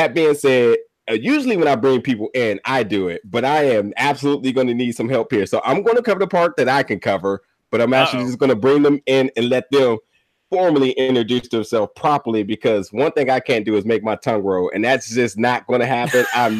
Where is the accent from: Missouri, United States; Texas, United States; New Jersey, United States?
New Jersey, United States; I'm from New Jersey.